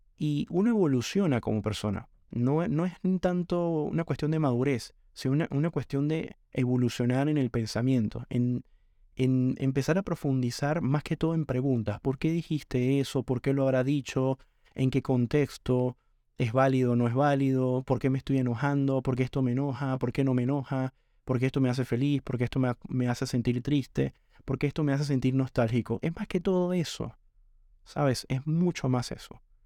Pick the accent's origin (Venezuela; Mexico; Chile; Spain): Venezuela; moved away as an adult; now in Argentina; realmente valoro muchísimo eh, haber nacido en Venezuela. Venezuela me dio todo lo que soy